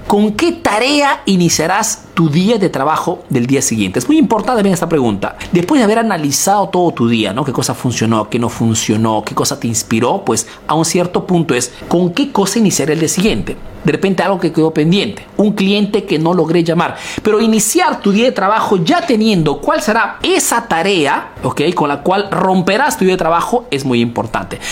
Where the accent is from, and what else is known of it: Peru; now in Italy